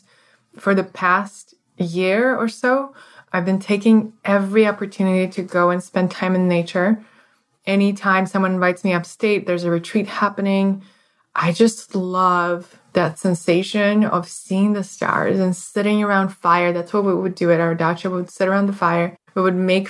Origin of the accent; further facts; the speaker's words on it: Moscow, Russia; now in United States; I grew up in Moscow, Russia, and it's a very traditional thing to have what we call a dacha